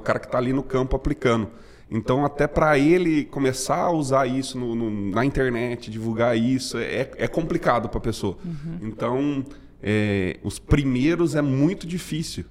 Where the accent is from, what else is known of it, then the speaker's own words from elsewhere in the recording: Matão, São Paulo, Brazil; eu sou de Matão, interior de São Paulo. É, nasci e fui criado por lá.